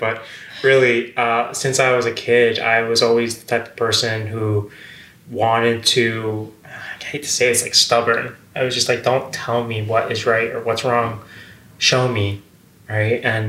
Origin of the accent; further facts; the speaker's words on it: Westchester, New York, United States; also born or lived in Seattle; I grew up in Westchester, right outside